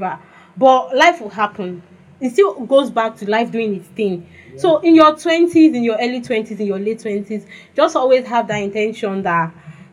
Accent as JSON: {"language": "English", "country": "Nigeria", "tie": "born or raised there", "said": "Growing up in Nigeria"}